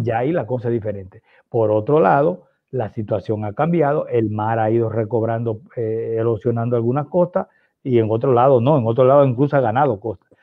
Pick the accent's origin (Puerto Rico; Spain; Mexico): Puerto Rico; Nosotros somos de Puerto Rico